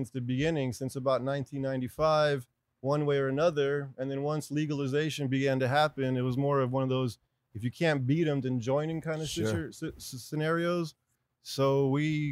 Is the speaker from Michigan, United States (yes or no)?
no; Los Angeles, California, United States; I was born and raised in Los Angeles